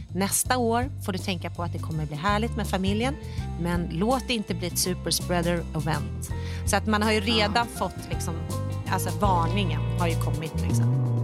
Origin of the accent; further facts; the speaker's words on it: Stockholm, Stockholm County, Sweden; moved away as an adult; now in United States; jag var hemma i Stockholm och jobbat med PR och branding